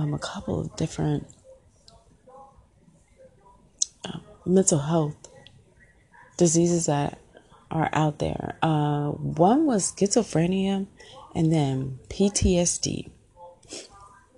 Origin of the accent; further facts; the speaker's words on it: Illinois, United States; moved away as an adult; also born or lived in Indiana; now in Georgia, United States; So I'm from the Midwest. I was born in Indiana, raised in Illinois, and then we went back to Indiana when I was in high school and I graduated from there